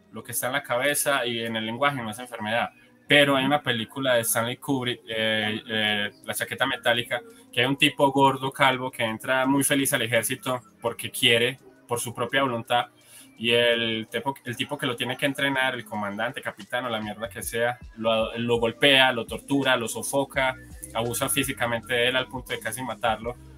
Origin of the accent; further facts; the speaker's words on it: Colombia; aquí, por ejemplo, en mi país, en Colombia